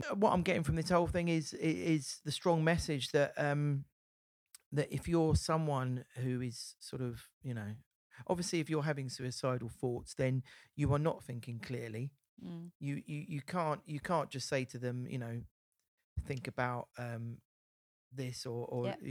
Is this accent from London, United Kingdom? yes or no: no; Essex, East of England, United Kingdom; come from Essex, so I'm proud of my Essex roots.